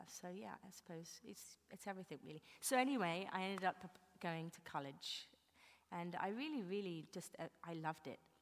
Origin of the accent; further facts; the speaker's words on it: England, United Kingdom; now in New York, United States; being English